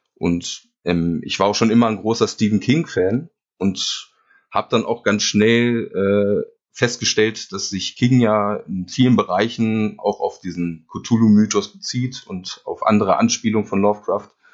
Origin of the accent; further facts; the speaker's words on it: near Hanover, Lower Saxony, Germany; Niedersachsen ist richtig. Also ich komme aus der Nähe von Hannover